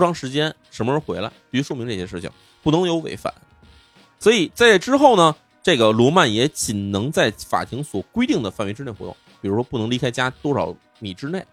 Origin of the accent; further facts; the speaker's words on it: China; 我们中国人